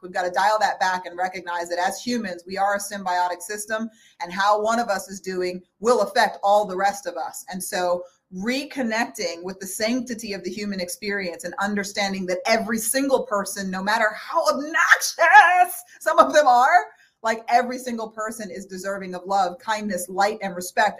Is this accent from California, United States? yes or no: no; El Paso, Texas, United States; I was born in El Paso, Texas